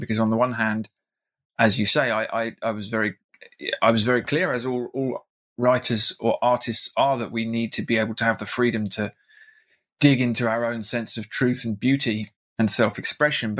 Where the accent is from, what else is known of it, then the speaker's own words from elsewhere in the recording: South East England, United Kingdom; moved away as an adult; now in Ireland; The place that I do come from is now a giant suburb in the southeast of England that I can't bear to live